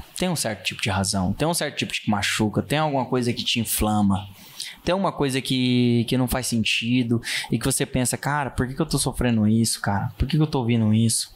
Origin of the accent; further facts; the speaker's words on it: Rondonópolis, Mato Grosso, Brazil; eu sou nascido em Rondonópolis, sou filho desse Rio Vermelho